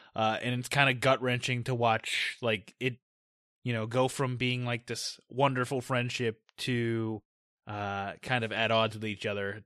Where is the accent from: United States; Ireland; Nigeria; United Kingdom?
United States; we're American